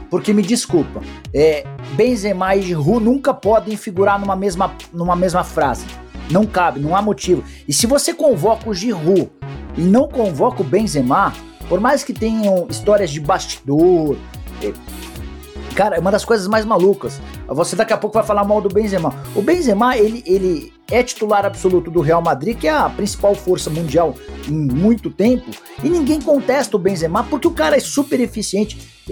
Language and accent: Portuguese; Brazil